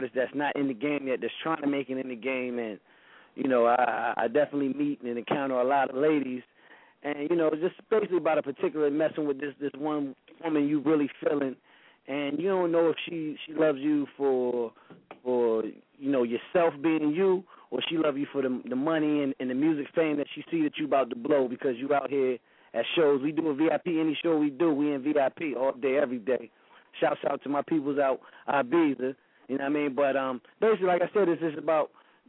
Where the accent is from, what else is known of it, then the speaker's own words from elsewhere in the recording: VA, Virginia, United States; down in my hometown